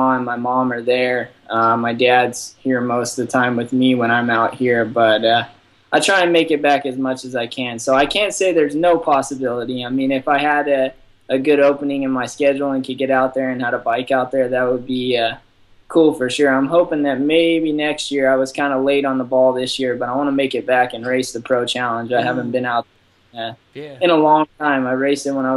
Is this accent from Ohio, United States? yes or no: no; Texas, United States; moved away; I want to buy a house in Texas so that, I can move back to my hometown eventually